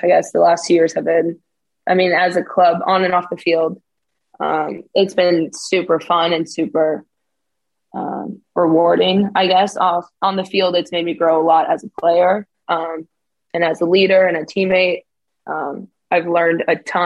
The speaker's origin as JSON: {"language": "English", "country": "United States", "also_born_or_lived": "Texas", "moved": "as an adult", "lives_now": "Örebro, Sweden", "said": "coming in as an American"}